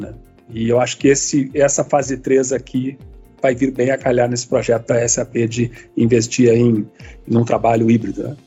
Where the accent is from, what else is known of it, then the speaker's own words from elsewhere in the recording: Rio Grande do Sul, Brazil; aqui em São Leopoldo como gaúcho